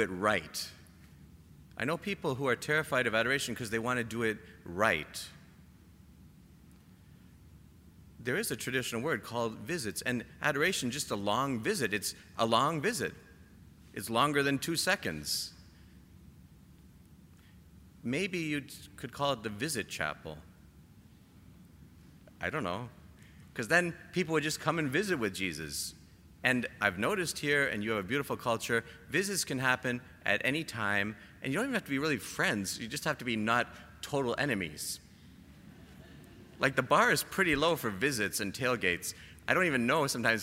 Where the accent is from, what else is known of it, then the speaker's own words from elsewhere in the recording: Canada; I'm Canadian